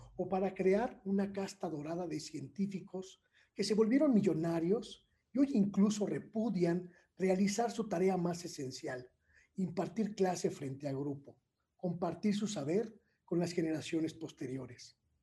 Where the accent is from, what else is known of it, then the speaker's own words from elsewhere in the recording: Mexico; como mexicanas, como mexicanos